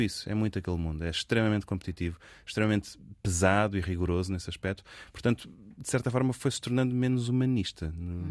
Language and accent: Portuguese; Lisbon, Portugal; nasci num, num meio privilegiado em Lisboa